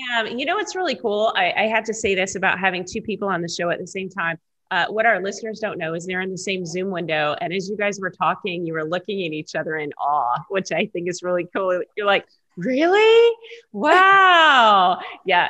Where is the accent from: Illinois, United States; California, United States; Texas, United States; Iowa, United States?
Texas, United States; Dallas; moved away; also born or lived in Seattle; I'm a Texas girl. I grew up in Dallas, but I grew up in a one-story house